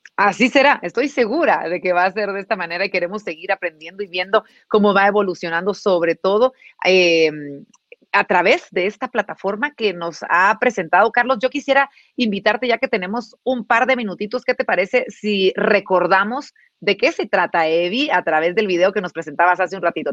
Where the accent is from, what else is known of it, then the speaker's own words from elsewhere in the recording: Guatemala; nuestra Guatemala